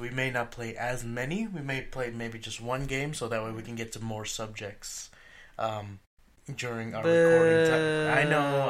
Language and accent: English; Texas, United States; Maybe it's just because I've grown up in Texas.